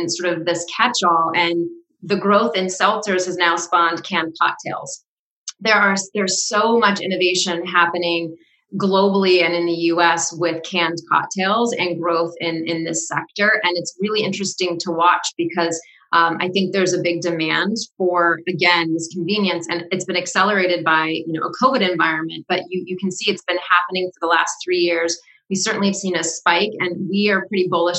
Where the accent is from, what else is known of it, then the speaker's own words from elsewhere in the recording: Seattle, Washington, United States; now in Rhode Island, United States; I grew up in the Seattle area, so I was around a lot of mountains